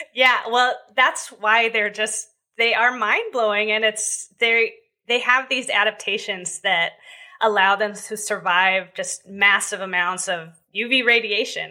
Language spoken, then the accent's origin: English; Southern California, United States; I grew up in Southern California